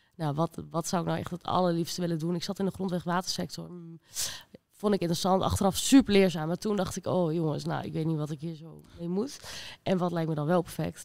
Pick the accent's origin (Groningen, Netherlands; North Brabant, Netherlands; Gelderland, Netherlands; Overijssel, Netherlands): Overijssel, Netherlands; Rijssen; ik kom uit Rijssen.